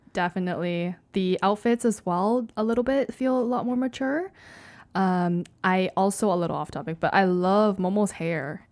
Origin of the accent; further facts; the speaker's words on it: Canada; I am Canadian